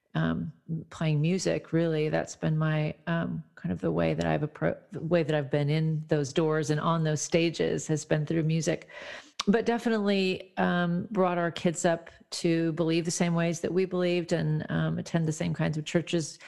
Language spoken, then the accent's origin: English; Midwest, United States; now in California, United States; I'm actually in California now, but I grew up in the Midwest part of the country